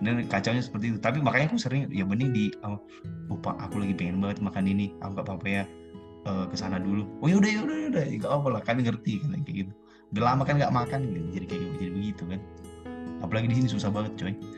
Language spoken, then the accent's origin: Indonesian; past Poso, Central Sulawesi, Indonesia